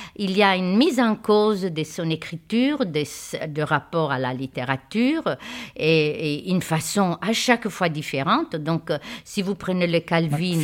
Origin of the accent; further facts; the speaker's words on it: Italy; now in France; je suis italienne